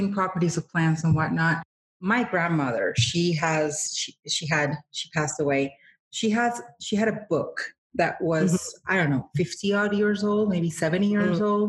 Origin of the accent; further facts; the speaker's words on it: Colombia; I'm from Colombia